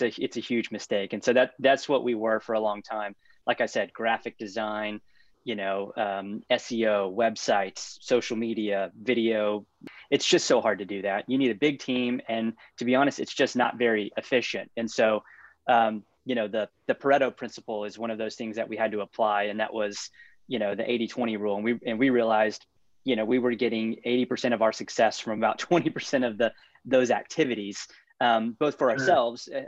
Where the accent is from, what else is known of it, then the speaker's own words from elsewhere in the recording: Houston, Texas, United States; I grew up in the suburbs of Houston